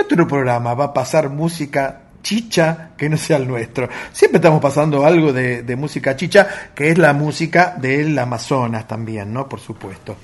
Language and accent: Spanish; Argentina; como argentinos